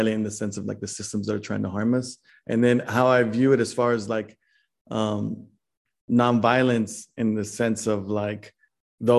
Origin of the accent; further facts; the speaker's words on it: Dallas, Texas, United States; I'm from Dallas, Texas